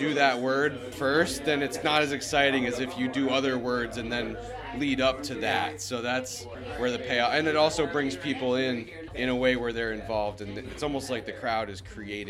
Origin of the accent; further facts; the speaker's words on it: Great Barrington, Massachusetts, United States; I'm from Western Mass, Berkshire County.